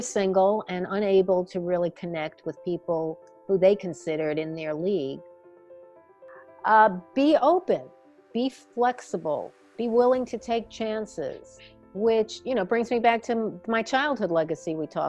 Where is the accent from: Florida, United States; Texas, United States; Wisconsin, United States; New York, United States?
New York, United States; New York City; now in Washington, United States; even as a child growing up in Brooklyn